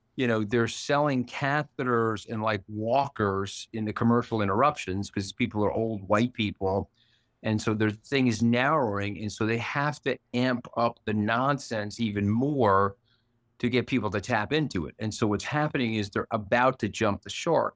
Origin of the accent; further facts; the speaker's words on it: New York, United States; I'm also a New Yorker